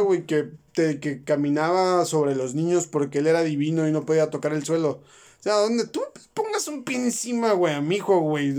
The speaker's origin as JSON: {"language": "Spanish", "country": "Mexico", "said": "Nosotros como mexicanos somos católicos"}